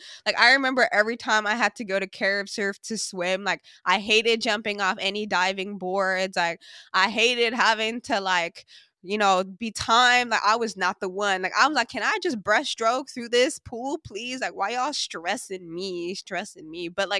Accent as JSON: {"language": "English", "country": "Sint Maarten", "tie": "born or raised there", "said": "And one thing that I feel so blessed about growing up on Sint Maarten is I feel like because we grew up on such a small island, like, I really got to build like incredible relationships with people"}